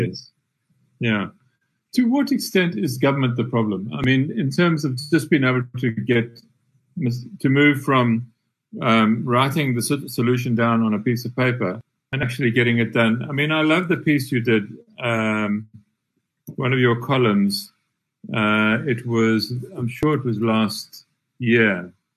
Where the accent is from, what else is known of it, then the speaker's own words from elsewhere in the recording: Transkei, Eastern Cape, South Africa; growing up in the Transkei under uh, the during the apartheid years in the 60s and 70s